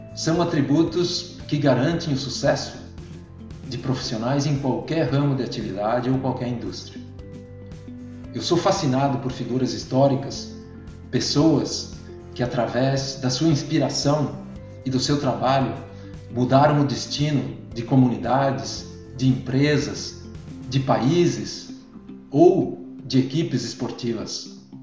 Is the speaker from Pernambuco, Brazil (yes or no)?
no; Arroio Trinta, Santa Catarina, Brazil; sou natural de Arroio 30, oeste de Santa Catarina